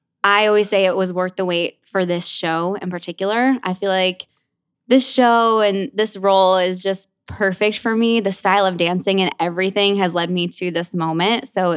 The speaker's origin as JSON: {"language": "English", "region": "Indiana", "country": "United States", "moved": "as an adult", "lives_now": "New York, United States", "said": "So funny enough, I'm from Indiana."}